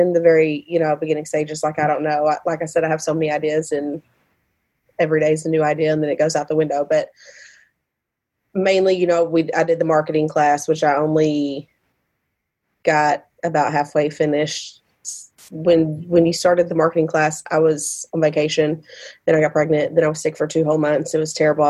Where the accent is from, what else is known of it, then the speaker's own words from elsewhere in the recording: Sikeston, Missouri, United States; my hometown, Sykeson